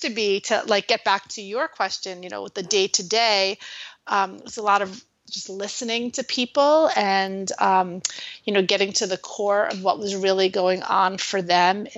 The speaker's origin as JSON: {"language": "English", "town": "New York City", "region": "New York", "country": "United States", "moved": "yes", "said": "I'm originally from New York City."}